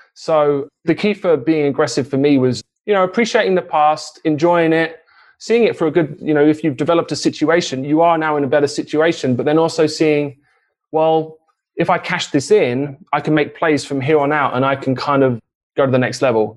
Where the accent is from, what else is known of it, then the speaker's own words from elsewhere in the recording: England, United Kingdom; moved away as an adult; now in United States; I was born and raised in England, but moved to the US to get married.